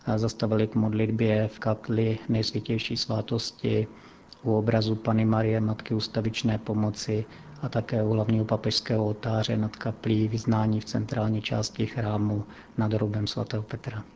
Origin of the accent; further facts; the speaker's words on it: Strání, Zlín Region, Czechia; now in Vatican City; v mé rodné obci Strání Květná